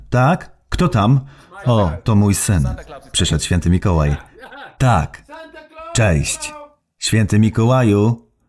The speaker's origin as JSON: {"language": "Polish", "country": "Netherlands", "second_language": "Polish", "lives_now": "Poland", "said": "Pochodzę z Holandii, a w Holandii, Niemczech, Francji i tak dalej jest tyle konsumpcjonizmu."}